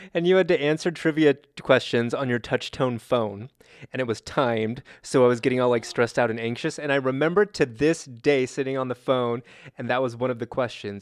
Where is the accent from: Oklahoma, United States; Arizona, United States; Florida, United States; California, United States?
California, United States; I grew up in California